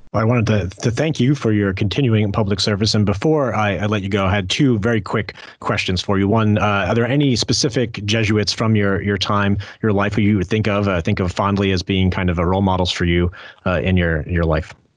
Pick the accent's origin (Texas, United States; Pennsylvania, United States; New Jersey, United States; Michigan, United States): New Jersey, United States; I'm from Jersey